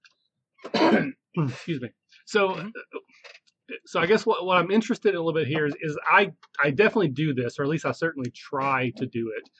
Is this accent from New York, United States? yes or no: no; Southeast Kentucky, United States; I, now I'm from the South. I'm not from the deep South. I'm from Southeast Kentucky